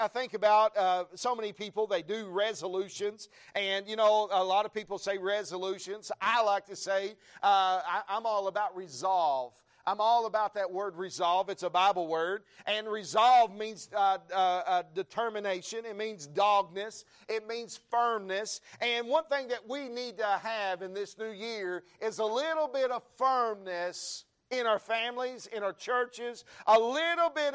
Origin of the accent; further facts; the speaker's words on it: the South, United States; now in Texas, United States; we're from the South